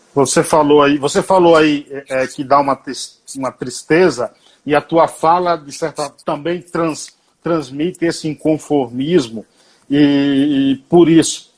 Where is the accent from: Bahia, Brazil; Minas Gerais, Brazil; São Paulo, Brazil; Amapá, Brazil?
Bahia, Brazil; Paiaiá, Nova Soure, interior of; Paiaiá, Paiaiá, que dá nome a esse programa, é uma homenagem, porque é o local onde eu nasci e vivi. É um povoado, município de Nova Açores